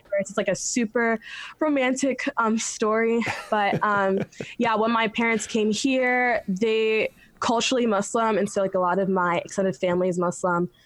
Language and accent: English; Westerville, Ohio, United States; also born or lived in Silver Spring, Maryland; Moved to Ohio, Westerville, Ohio, when I was like young. So I call like Ohio home